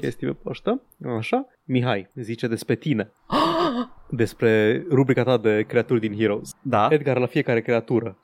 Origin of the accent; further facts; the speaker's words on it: Transylvania, Romania; accent: Transylvanian; din accentul meu, sunt ardelean